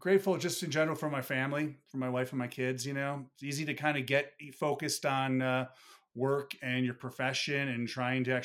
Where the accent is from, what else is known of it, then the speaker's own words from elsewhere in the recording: Buffalo, New York, United States; moved away; I'm from Buffalo originally